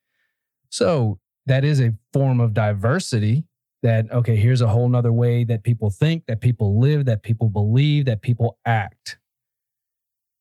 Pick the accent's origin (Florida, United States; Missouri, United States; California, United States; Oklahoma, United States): Florida, United States; Ocoee; I grew up in Ocoee, which was a redneck town.